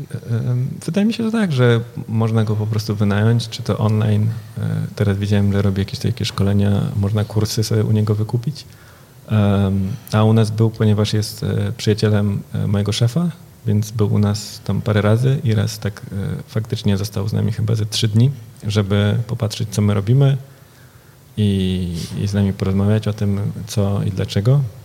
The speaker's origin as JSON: {"language": "Polish", "town": "Warsaw", "region": "Masovian Voivodeship", "country": "Poland", "moved": "yes", "lives_now": "Berlin, Germany", "said": "ja jestem z Warszawy, więc często tutaj e, staram się być, e, wracać"}